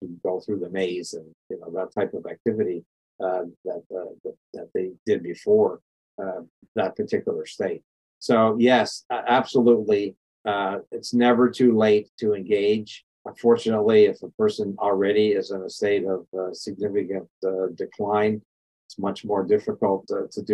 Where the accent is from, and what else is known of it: Canada; born or raised there; now in United States